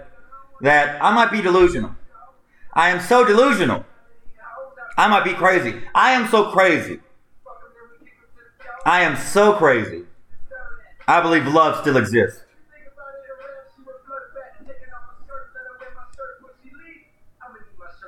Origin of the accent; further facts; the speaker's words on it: United States; As Americans